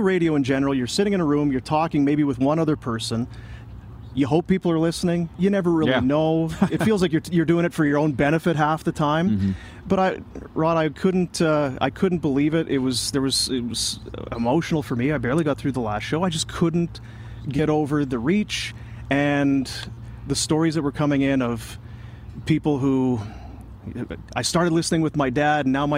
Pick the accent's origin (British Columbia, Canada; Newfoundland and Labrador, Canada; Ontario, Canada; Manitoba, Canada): Manitoba, Canada; now in Calgary, Canada; I'm from Manitoba